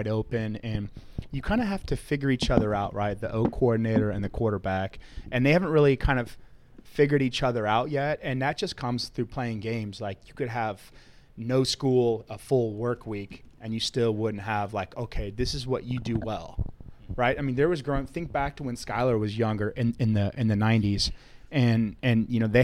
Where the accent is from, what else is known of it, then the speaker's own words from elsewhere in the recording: Grapevine, Texas, United States; I'm from Grapevine, so it's like 30 minutes down the road